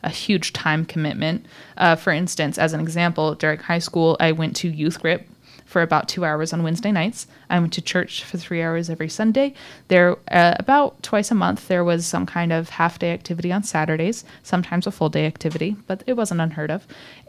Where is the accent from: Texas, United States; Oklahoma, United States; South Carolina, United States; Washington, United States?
Washington, United States; Seattle; also born or lived in Indiana; Yes, because I'm from the States. I'm from Seattle specifically and the Midwest, Indiana before that.